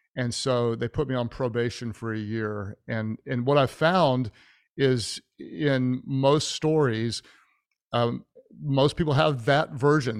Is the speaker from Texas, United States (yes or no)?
yes; Houston, Texas, United States; now in Oklahoma City, United States; I was born in Houston